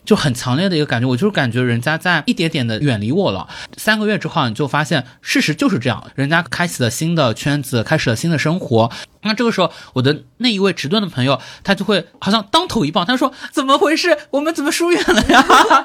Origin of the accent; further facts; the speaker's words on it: China; 出生在中国甚至 GDP 偏高的一个地区。但是我从小到大，因为视野太狭隘了，我的所有的世界就是我们那个市，比如说叉叉市